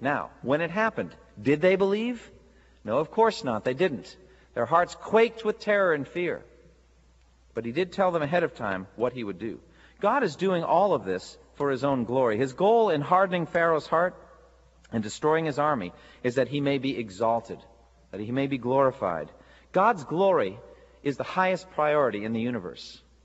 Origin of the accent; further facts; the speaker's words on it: United States; as American Christians